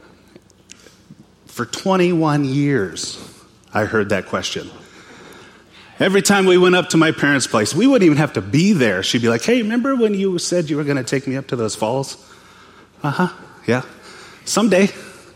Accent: western Montana, United States; moved away; I'm from Montana. Born and raised, grew up there, western Montana. I grew up in a little town on the Flathead Indian Reservation at the base of the Mission Mountains

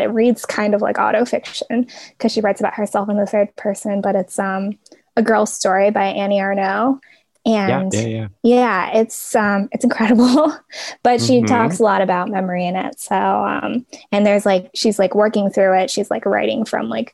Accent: Portland, United States; I grew up in Portland

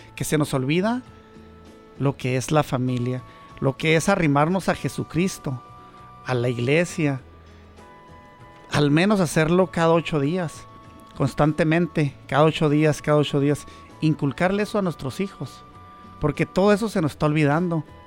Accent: Chihuahua, Mexico; moved away as an adult; now in United States; soy de Chihuahua

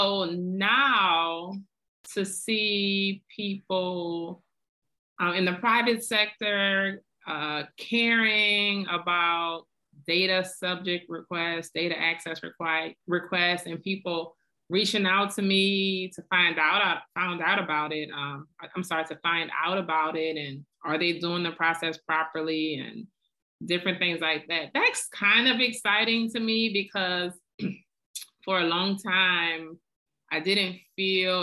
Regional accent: New Orleans, Louisiana, United States; now in Atlanta, United States; I am born and raised in New Orleans

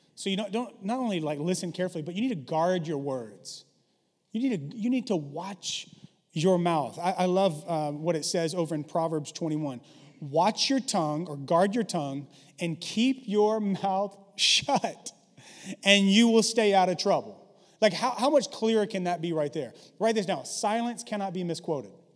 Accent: the South, United States; I grew up in the South

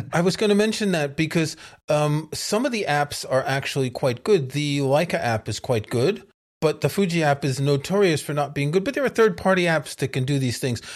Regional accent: New York City, New York, United States; New York City is my hometown

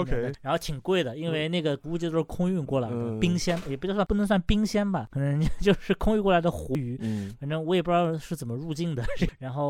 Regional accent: China; 然后我们中国人。一开始不太会做，不太会处理

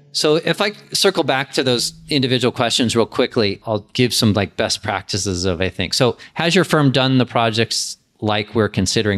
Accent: San Diego, California, United States; also born or lived in Los Angeles; When I moved back from Los Angeles to San Diego, where I grew up

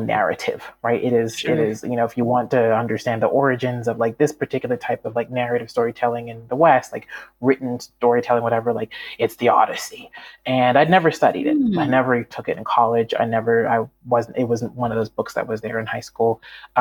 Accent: Canada; moved away; also born or lived in United States / Malawi; I grew up in Canada

